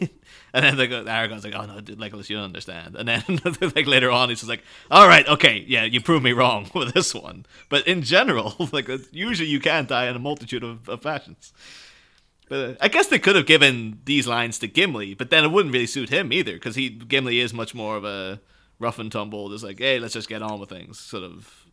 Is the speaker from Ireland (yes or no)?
yes; Ireland; I'm Irish myself